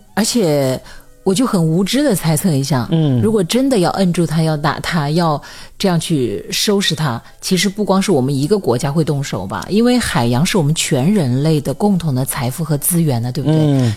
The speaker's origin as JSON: {"language": "Chinese", "region": "Hunan", "country": "China", "said": "我是湖南人"}